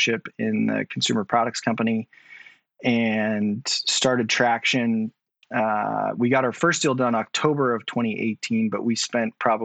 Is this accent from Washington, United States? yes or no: yes; outside of Seattle, Washington, United States; also born or lived in Texas; I grew up outside of Seattle, about an hour and a half outside of Seattle.